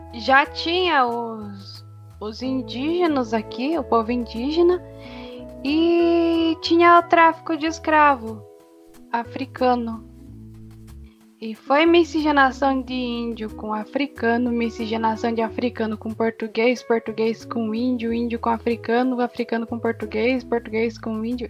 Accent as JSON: {"language": "Portuguese", "country": "Brazil", "said": "o que nos identifica como brasileiros, por assim dizer, é a nossa cultura"}